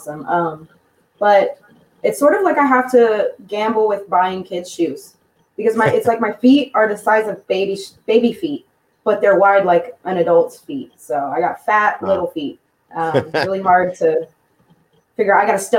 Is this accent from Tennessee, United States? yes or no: yes; Clarksville, Tennessee, United States; Yes, Clarksville, Tennessee.